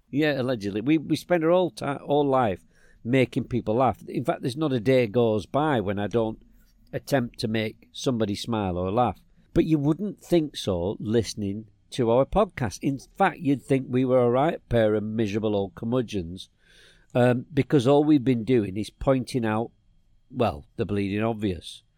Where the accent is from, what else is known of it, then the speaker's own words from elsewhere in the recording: England, United Kingdom; I was from England